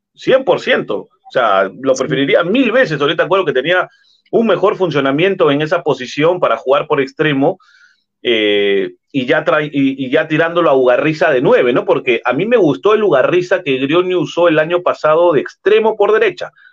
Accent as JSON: {"language": "Spanish", "region": "Lima", "country": "Peru", "tie": "born or raised there", "said": "yo soy natural de Lima"}